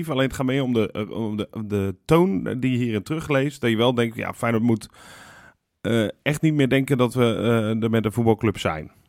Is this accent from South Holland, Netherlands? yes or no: yes; Rotterdam, South Holland, Netherlands; zijn we zo bescheiden als Rotterdammers?